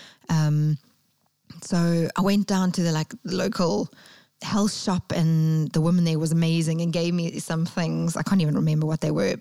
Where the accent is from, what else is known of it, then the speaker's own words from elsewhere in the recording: Durban, KwaZulu-Natal, South Africa; moved away as an adult; also born or lived in London; I went back to my hometown of Durban